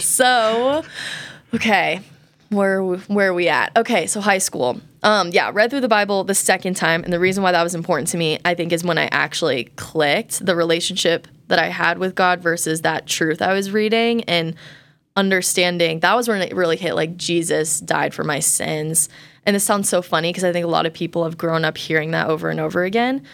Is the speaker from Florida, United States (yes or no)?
no; Colorado, United States; I grew up in Colorado